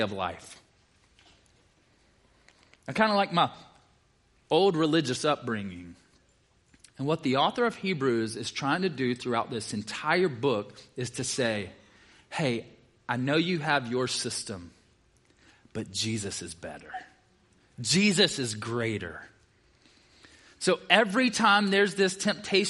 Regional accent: the South, United States; I'm from the South

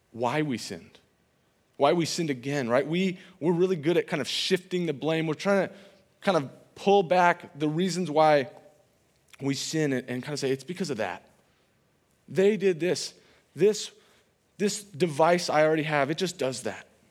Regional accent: California, United States; moved away as an adult; now in Iowa, United States; I'm from California

